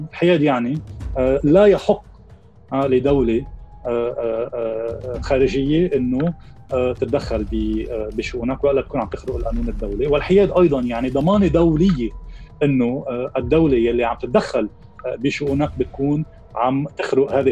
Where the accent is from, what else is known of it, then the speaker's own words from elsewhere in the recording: Lebanon; لازم نحن بين بعضنا كلبنانيين نتفق ونقرر مصلحتنا هون